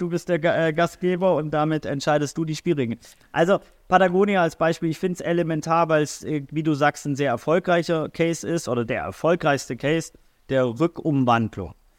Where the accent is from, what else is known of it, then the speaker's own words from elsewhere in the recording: Swabia, Baden-Württemberg, Germany; also born or lived in St. Pauli, Hamburg; now in Hamburg, Germany; Schwabe Bildungsbürgertum